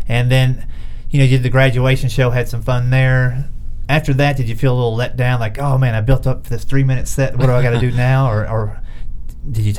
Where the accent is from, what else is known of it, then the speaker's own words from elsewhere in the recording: Kentucky, United States; accent: southern; moved away as an adult; now in Nashville, United States; I grew up in Kentucky